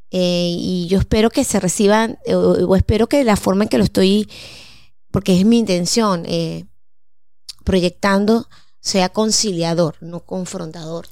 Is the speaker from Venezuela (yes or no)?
yes; Mérida, Venezuela; moved away; cuando yo vivía en Mérida, que yo soy de Mérida